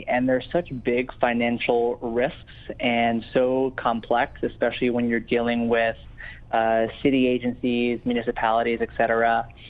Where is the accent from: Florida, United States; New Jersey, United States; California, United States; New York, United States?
New York, United States; New York City; also born or lived in New Orleans; I was born and raised here, so I definitely wanted to bring my hometown some marquee events.